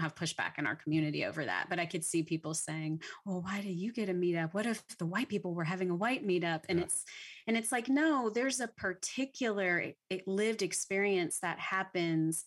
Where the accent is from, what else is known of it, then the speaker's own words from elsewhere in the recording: Louisiana, United States; now in Texas, United States; I'm from Louisiana, so I didn't even mm. grow up in Texas